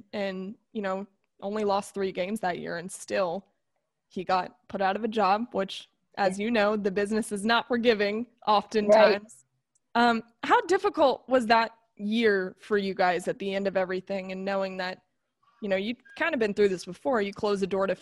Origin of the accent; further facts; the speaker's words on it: West Palm Beach, Florida, United States; I'm from the West Palm Beach area, so I get it. I am a Florida girl